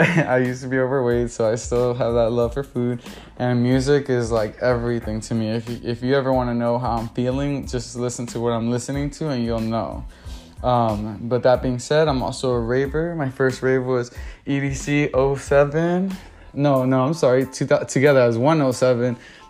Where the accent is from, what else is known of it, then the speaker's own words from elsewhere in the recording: Los Angeles, California, United States; I'm originally from South Central LA, and I jumped all the way to the valley, living in Woodland Hills, Chatsworth, Van Nuys, moved back down to Torrance, so that's the South Bay area, and West Covina for a little bit.